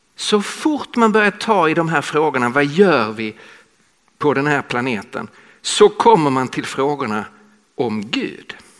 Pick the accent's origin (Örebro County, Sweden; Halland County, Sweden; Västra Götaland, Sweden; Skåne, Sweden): Skåne, Sweden; accent: Scanian (skånska); moved away as an adult; now in Stockholm, Sweden; jag talar skånska. Så jag kommer från södra Sverige